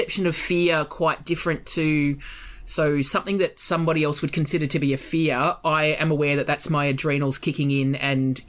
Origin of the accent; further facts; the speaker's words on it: Australia; I'm Australian